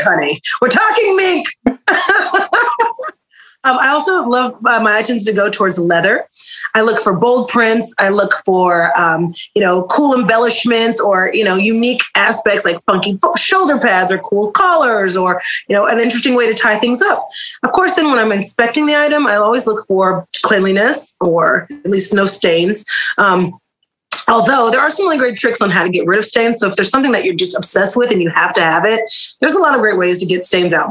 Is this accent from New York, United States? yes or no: no; Oklahoma City, Oklahoma, United States; I'm from Oklahoma City, born and raised.